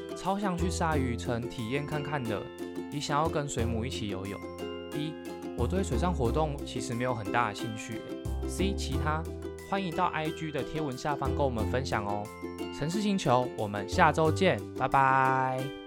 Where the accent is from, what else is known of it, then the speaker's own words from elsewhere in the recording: Taiwan; 我们台湾人